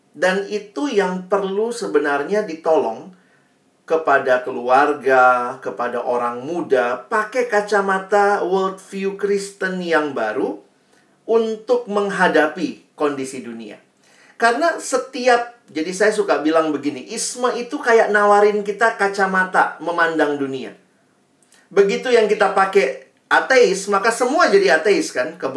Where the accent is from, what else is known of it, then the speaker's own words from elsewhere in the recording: Makassar, South Sulawesi, Indonesia; Saya juga kan besarnya di Makassar, saya banyak bergaul juga dengan teman-teman dari Toraja